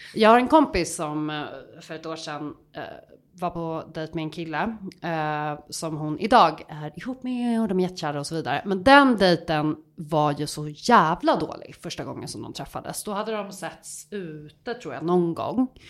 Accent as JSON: {"language": "Swedish", "town": "Stockholm", "region": "Stockholm County", "country": "Sweden", "also_born_or_lived": "Gothenburg", "said": "jag är ändå en ganska tydlig stockholmska"}